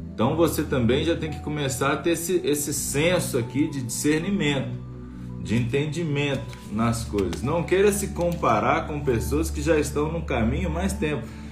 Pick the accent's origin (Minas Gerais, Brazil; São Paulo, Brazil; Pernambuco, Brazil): Minas Gerais, Brazil; Bom Sucesso; now in Brasília, Brazil; eu sou de bom sucesso, eu sou do interior de Minas, né, da cidadezinha 180 assim quilômetros de BH